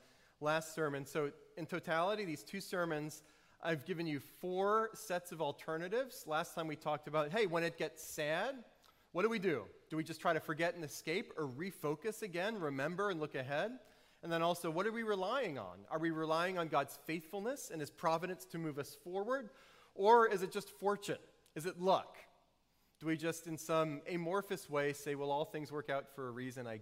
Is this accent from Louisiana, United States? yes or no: yes; New Orleans, Louisiana, United States; I grew up in New Orleans before cars were nice